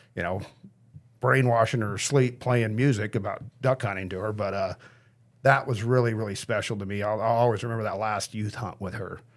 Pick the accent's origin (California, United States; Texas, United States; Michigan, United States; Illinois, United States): California, United States; Grass Valley; I grew up in Nevada County, Grass Valley